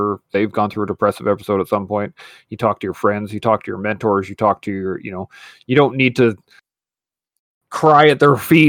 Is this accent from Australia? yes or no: no; Canada; I am the Canadian veteran and I should be the best one in the room, blah, blah, blah.